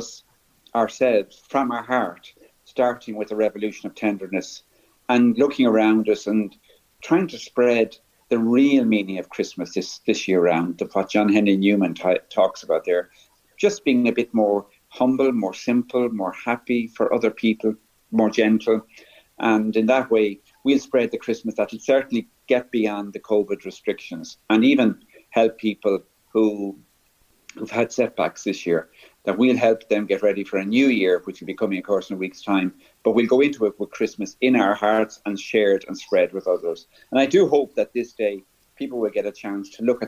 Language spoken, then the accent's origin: English; Dublin, Leinster, Ireland; My parents come from West Kerry, and we grew up in Dublin